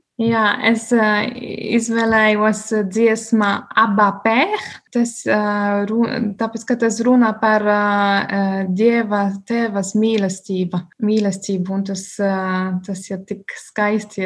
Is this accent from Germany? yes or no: yes; Bavaria, Germany; Latvian is a second language; now in Liepāja, Latvia; es esmu no Bavārijas, un Bavārija ir ļoti tradicionāla reģiona